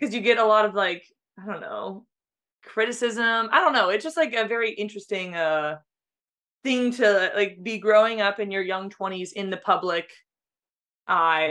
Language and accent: English; San Diego, California, United States; I grew up in San Diego